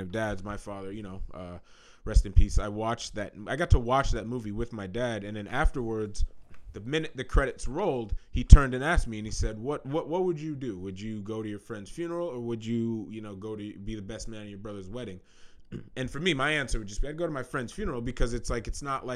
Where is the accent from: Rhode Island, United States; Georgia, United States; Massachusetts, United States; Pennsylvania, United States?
Massachusetts, United States; Amherst; my hometown of Amherst, Massachusetts